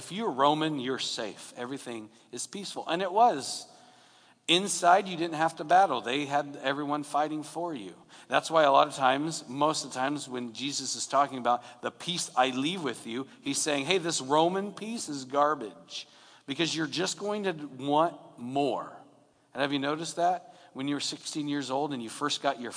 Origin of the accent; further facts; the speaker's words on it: Long Beach, California, United States; where I grew up in North Long Beach.